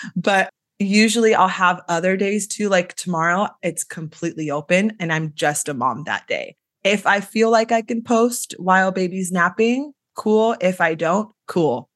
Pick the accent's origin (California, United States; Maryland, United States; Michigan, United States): California, United States; Sacramento; I'm from the Sacramento area in California. Grew up here, was raised here